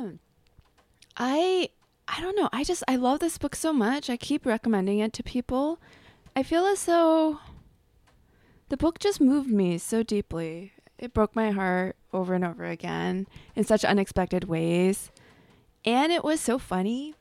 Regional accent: on the border of LA and Orange Counties, Southern California, United States; moved away as an adult; I grew up in Southern California in a small town on the border, outside of L A, um, on the border of L A and Orange Counties

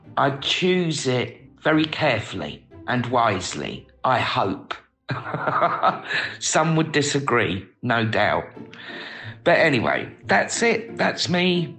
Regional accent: London, United Kingdom; growing up in North London

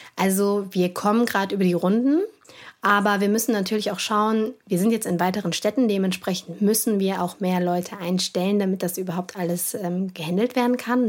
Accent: Cologne, North Rhine-Westphalia, Germany; meiner Heimatstadt

